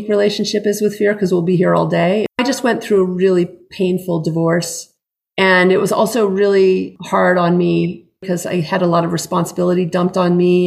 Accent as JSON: {"language": "English", "region": "New Hampshire", "country": "United States", "tie": "born or raised there", "moved": "yes", "said": "I grew up in New Hampshire"}